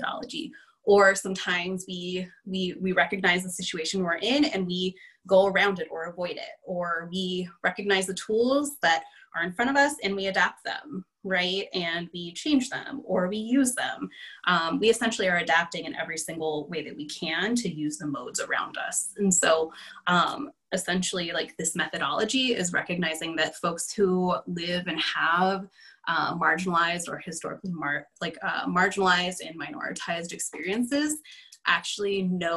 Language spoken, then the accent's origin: English; Los Angeles, California, United States; moved away as an adult; also born or lived in Bay Area, California / Northeast United States; now in Twin Cities, Minnesota, United States; I'm originally from California, grew up in LA, and lived in the Bay Area for, gosh, forever